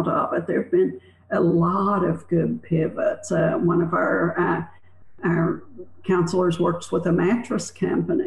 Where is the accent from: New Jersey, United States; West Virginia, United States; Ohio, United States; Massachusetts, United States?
West Virginia, United States; I grew up in the mountains of West Virginia. I'm from up one of those hollers like Loretta Lynn